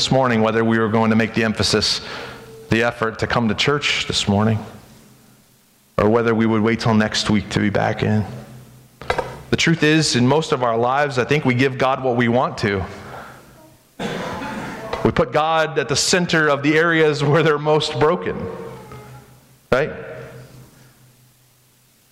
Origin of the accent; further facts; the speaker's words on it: United States; I'm an American